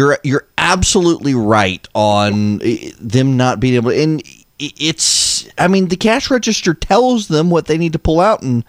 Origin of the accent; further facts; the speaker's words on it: Louisiana, United States; Now, I'm from Louisiana. We believe in lagniappe in Louisiana, which is not spelled the way it's pronounced.